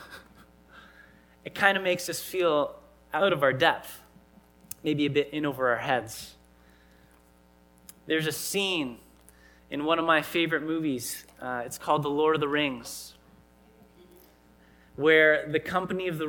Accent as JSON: {"language": "English", "country": "Canada", "tie": "born or raised there", "said": "I grew up here in Canada"}